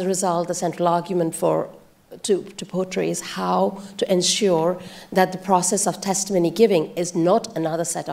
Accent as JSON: {"language": "English", "country": "India", "tie": "born or raised there", "said": "I grew up in India"}